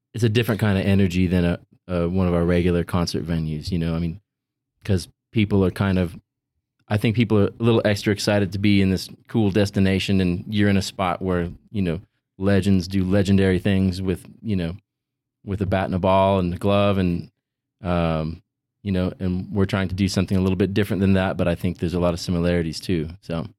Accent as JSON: {"language": "English", "town": "Visalia", "region": "California", "country": "United States", "tie": "born or raised there", "also_born_or_lived": "Boston", "moved": "as an adult", "said": "I had just moved there from my hometown of Visalia, California"}